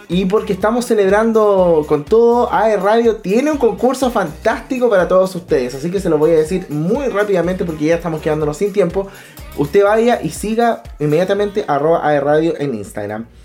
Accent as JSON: {"language": "Spanish", "country": "Chile", "said": "Yo soy bien chileno"}